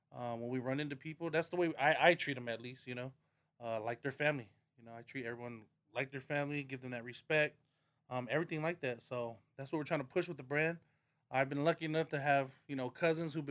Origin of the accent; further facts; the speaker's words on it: Long Beach, California, United States; growing up in Long Beach